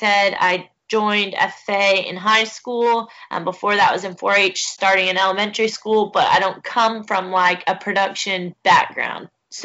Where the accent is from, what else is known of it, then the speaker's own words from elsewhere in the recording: Brooksville, Florida, United States; now in Fort Pierce, United States; I am originally from Brooksville, Florida